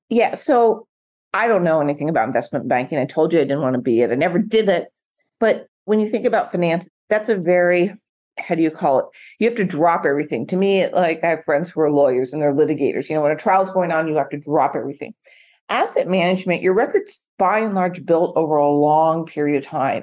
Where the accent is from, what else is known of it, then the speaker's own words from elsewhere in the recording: Portland, Oregon, United States; now in Newport Beach, United States; I grew up in Portland, not Eugene, Track City, USA